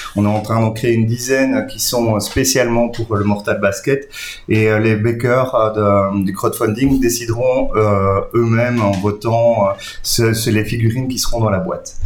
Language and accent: French; Belgium; on est belge, francophone